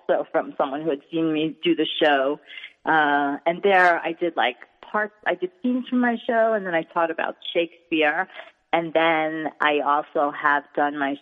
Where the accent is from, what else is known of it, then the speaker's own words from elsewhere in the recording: New York, United States; accent: New York; my New York accent